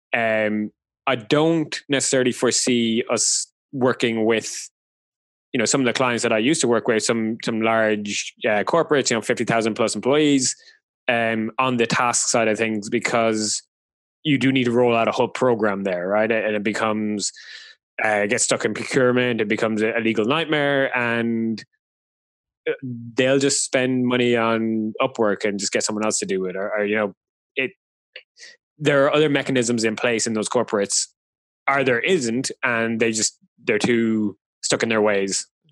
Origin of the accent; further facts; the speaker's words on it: Ireland; I'm Irish, so it's a nice throwback to Ireland.